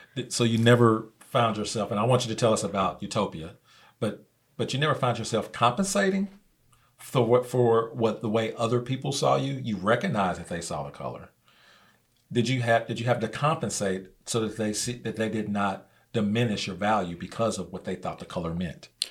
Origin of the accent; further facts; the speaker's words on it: Midwest, United States; now in Oklahoma, United States; I came from Midwest